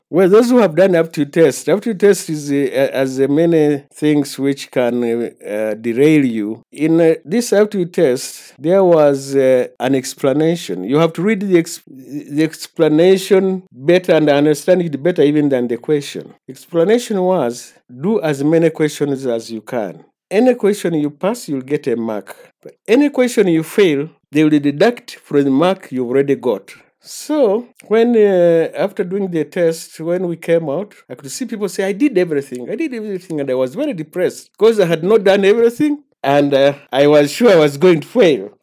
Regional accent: Masindi, Western Region, Uganda; I was born in Masindi Hospital in nineteen forty-four

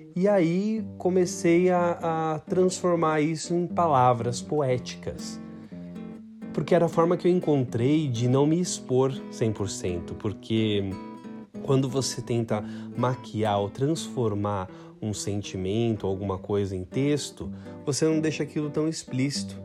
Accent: São Paulo, Brazil; nasci em São Paulo, moro em São Paulo

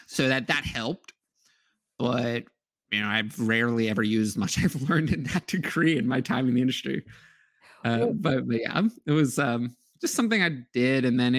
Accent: New York, United States; I'm from New York

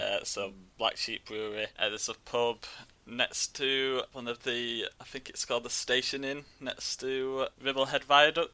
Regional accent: Yorkshire and the Humber, United Kingdom; I'm from West Yorkshire.

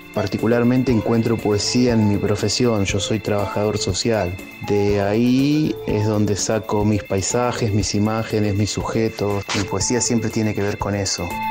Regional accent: Chivilcoy, Buenos Aires Province, Argentina; soy de Chivilcoy, provincia de Buenos Aires

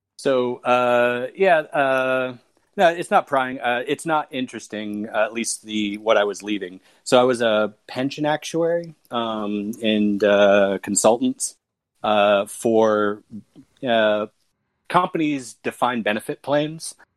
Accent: United States; also born or lived in Krakow, Poland; I was living in Poland as an American immigrant.

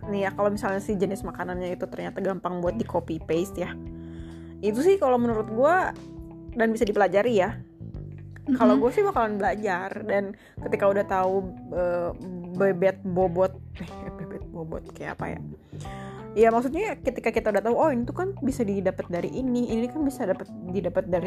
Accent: West Java, Indonesia; gue nih kan dari Sunda

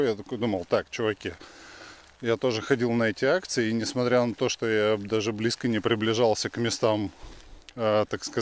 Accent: Russia; moved away as an adult; now in Israel; россиянином я себя перестал чувствовать, наверное, спустя месяца три после жизни в Израиле. Потому что, ну, я из России реально убегал.

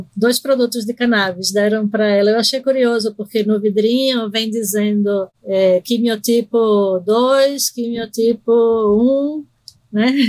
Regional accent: Recife, Pernambuco, Brazil; accent: totalmente misturado; moved away as an adult; also born or lived in Argentina; now in São Paulo, Brazil; eu nasci na Argentina e fui morar em Recife é, quando era pequena e cresci em Recife, fiquei lá até os 28, quando vim para São Paulo fazer o doutorado

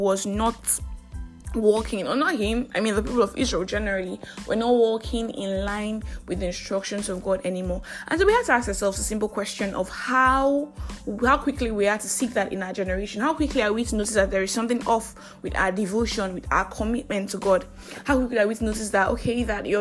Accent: Nigeria; I am that Nigerian Christian Talkaholic

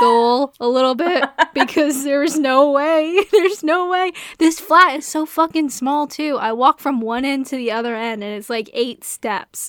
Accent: Canada; I'm Canadian.

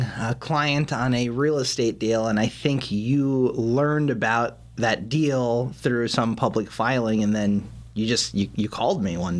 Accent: New York City, New York, United States; moved away as an adult; also born or lived in Los Angeles, California; now in Las Vegas, United States; I'm originally from New York, Flushing, Queens.

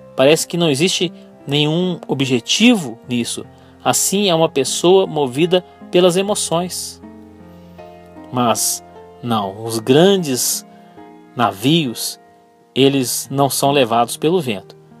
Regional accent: Brazil; eu sou brasileiro

